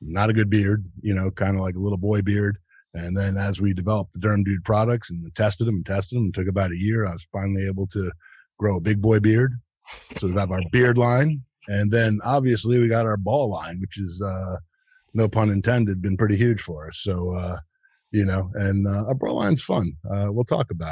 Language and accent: English; United States; I'm from New Jersey, New York